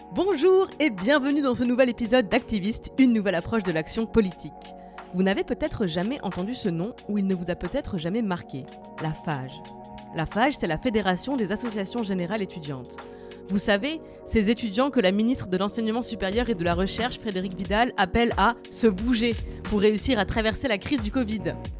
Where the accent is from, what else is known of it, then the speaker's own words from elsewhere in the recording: the East, eastern France, France; je viens de l'Est également